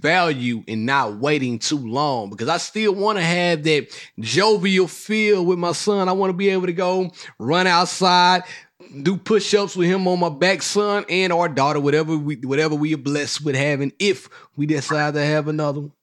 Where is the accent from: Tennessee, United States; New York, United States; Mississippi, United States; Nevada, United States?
Mississippi, United States; growing up in Mississippi from the South